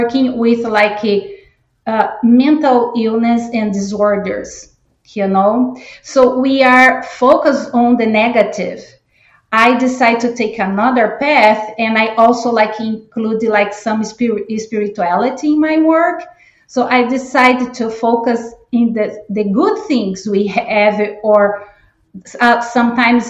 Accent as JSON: {"language": "English", "country": "Brazil", "also_born_or_lived": "Chicago area, United States", "second_language": "English", "moved": "as an adult", "lives_now": "Georgia, United States", "said": "I am originally from Brazil, and I've been living in the United States for 25 years"}